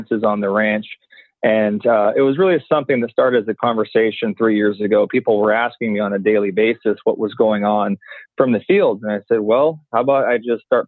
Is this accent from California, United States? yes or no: yes; Orange County, Southern California, United States; moved away; I grew up in Southern California, Orange County